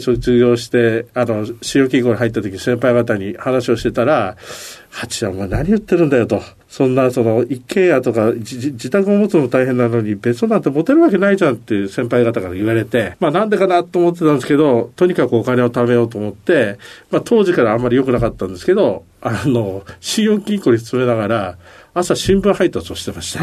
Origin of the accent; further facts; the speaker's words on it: Kawasaki, Kanagawa, Japan; also born or lived in Akita; 生まれは秋田なんですけど、育ちは神奈川県の川崎市